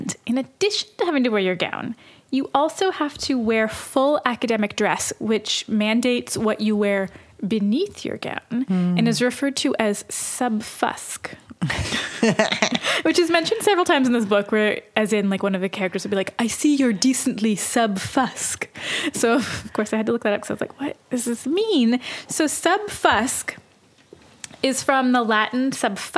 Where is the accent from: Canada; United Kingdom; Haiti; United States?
Canada; we are Canadian